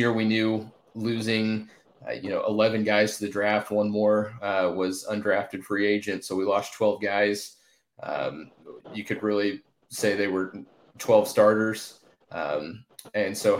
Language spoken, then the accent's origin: English; Tulsa, Oklahoma, United States; I grew up in Tulsa